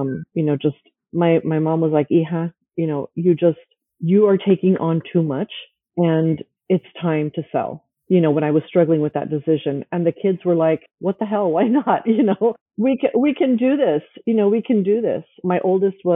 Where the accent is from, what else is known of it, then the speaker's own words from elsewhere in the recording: United States; I came into the United States at a very young age. So I grew up in the Latino culture, even though I was, you know, at home, I was a Latina